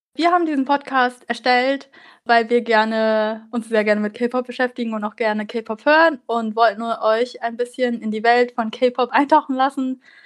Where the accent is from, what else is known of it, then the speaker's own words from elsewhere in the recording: Germany; Also ich bin hier in Deutschland geboren und aufgewachsen, aber meine Eltern kommen aus Vietnam